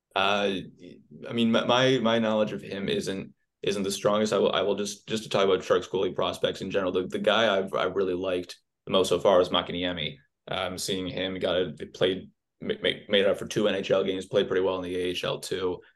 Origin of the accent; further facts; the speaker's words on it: Oakland, California, United States; I'm from Oakland